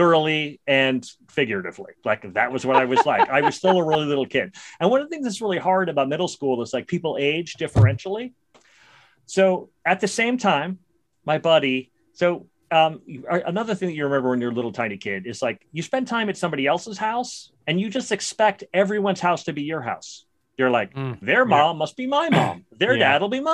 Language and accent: English; New York City, New York, United States; I grew up in Brooklyn, New York.